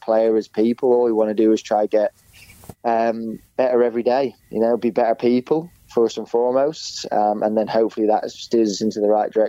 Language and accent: English; Perth, Western Australia, Australia; born or raised there